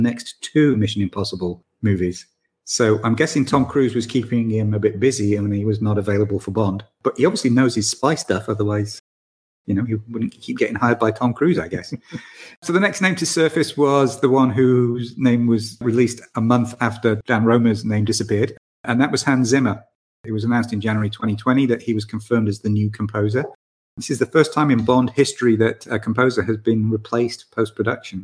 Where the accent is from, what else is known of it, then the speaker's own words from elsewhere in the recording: Manchester, North West England, United Kingdom; from my hometown